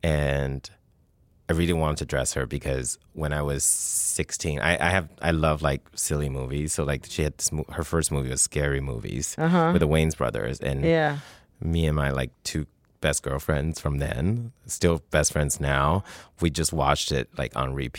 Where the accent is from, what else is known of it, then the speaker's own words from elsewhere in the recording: Canada; And I'm Canadian, and I have a lot of friends in Toronto